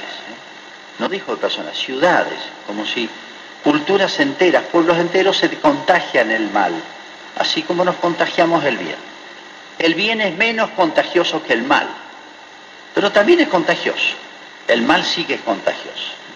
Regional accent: Argentina; also born or lived in Malargüe, Mendoza; en Argentina

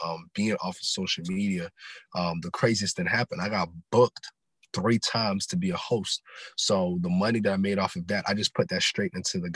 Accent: Silver Spring, Maryland, United States; also born or lived in Ghana; Born and raised in Silver Spring, Maryland, originally from Ghana, West Africa

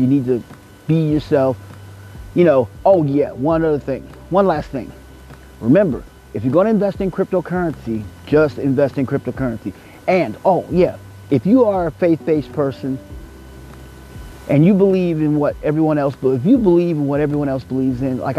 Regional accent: United States

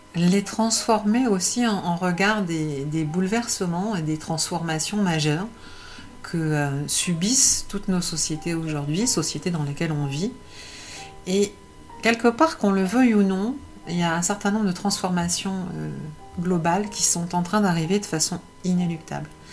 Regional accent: Paris, Île-de-France, France; Je suis née à Paris

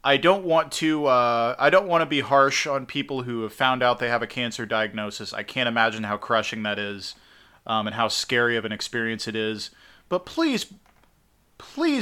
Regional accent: Midwest, United States

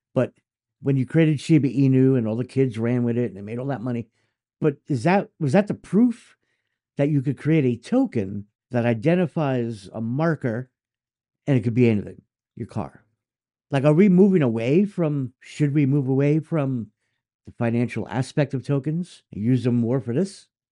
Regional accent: United States; as an American

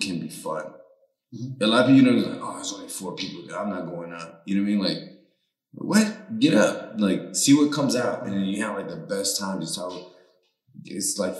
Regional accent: the Bay Area, California, United States; first language Spanish; English is a second language; now in Las Vegas, United States; I'm from the Bay

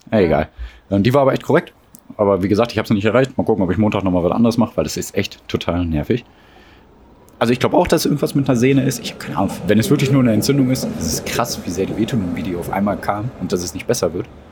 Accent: Ruhr area, North Rhine-Westphalia, Germany; Aufgewachsen im Ruhrgebiet wurden wir zu dem, was wir heute sind

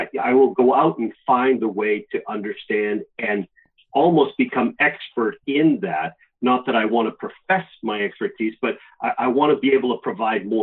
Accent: Massachusetts, United States; also born or lived in Florida / California; now in New Hampshire, United States; I grew up in Massachusetts.

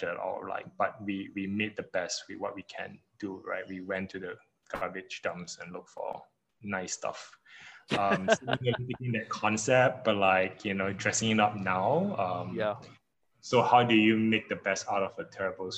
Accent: Malaysia; moved away; we are Malaysians, but we have lived in different parts of the world

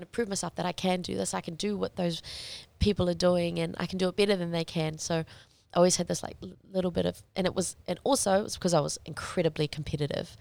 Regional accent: New Zealand; I had grown up as a Kiwi kid

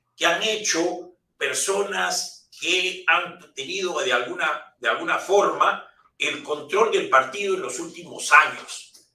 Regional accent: Peru; somos los peruanos

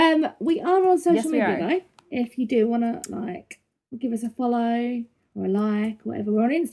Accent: United Kingdom; I'm from the UK, as you can hear from my beautiful accent.

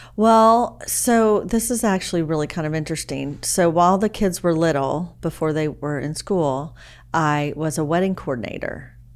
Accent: Dallas, Texas, United States; also born or lived in Beaumont, Texas / Austin, Texas; now in Anna, United States; I grew up in Dallas

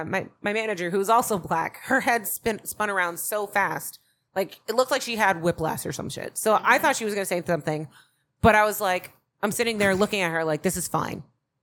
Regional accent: the South, United States; I was raised in the South

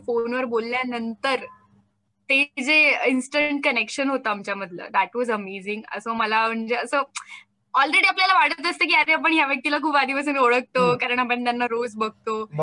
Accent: Maharashtra, India; first language Marathi; मी महाराष्ट्रीयन आहे मी मराठी आहे मला आवडते माझी मातृभाषा

